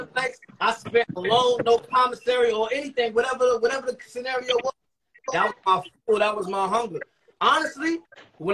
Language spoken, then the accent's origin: English; North New Jersey, United States; I'm from North New Jersey.